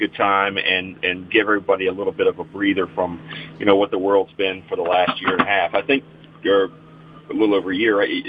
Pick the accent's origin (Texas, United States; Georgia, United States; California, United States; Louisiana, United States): Georgia, United States; Savannah; I grew up in Savannah